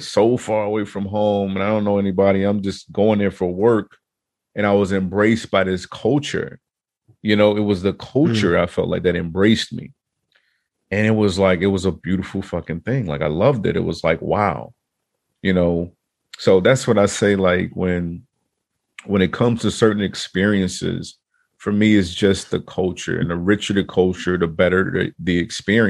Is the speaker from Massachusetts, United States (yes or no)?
no; Chicago, Illinois, United States; moved away; also born or lived in Virginia; I grew up in Chicago